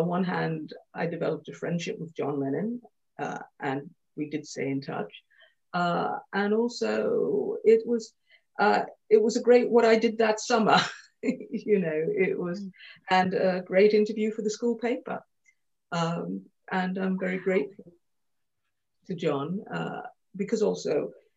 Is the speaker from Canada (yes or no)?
yes; Montreal, Quebec, Canada; moved away; when I was 16, I grew up in Montreal in Canada